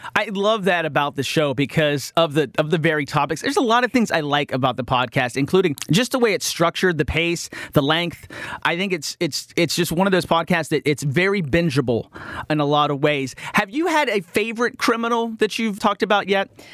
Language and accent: English; West Virginia, United States; moved away; growing up in West Virginia